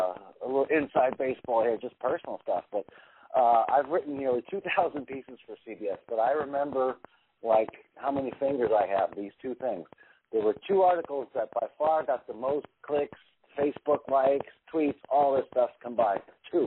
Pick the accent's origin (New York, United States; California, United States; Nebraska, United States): New York, United States; New York City; I'm from New York.